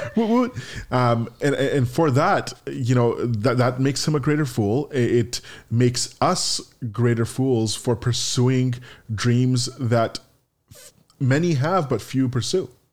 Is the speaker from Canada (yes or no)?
yes; Canada; in my hometown or my home country of Canada